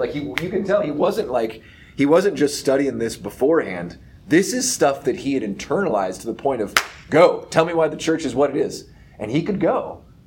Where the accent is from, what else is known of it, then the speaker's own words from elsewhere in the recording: Topeka, Kansas, United States; I grew up in Topeka and I went to Catholic schools